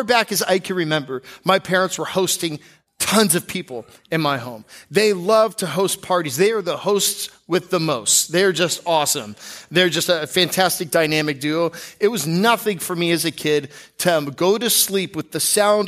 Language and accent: English; Seattle, Washington, United States; born there; now in Florida, United States; When you move to Florida, I was born in Seattle.